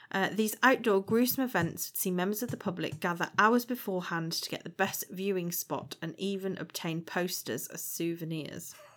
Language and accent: English; Shrewsbury, West Midlands, United Kingdom; I grew up in Shrewsbury